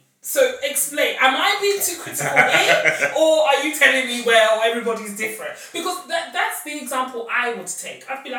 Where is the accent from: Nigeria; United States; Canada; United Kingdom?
United Kingdom; accent: British; with my British accent